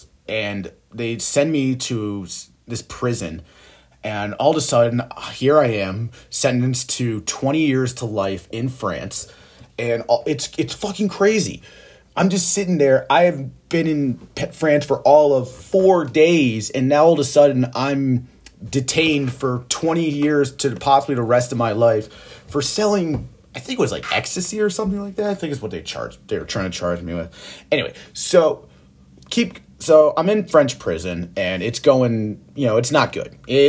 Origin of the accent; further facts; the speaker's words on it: England, United Kingdom; And they keep beating me over the head with fucking phone books because I'm English, calling me a redheaded English bastard.